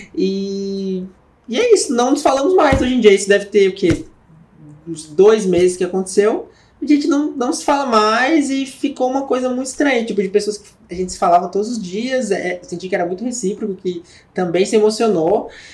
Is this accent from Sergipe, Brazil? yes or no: no; São Paulo, Brazil; sou de São Paulo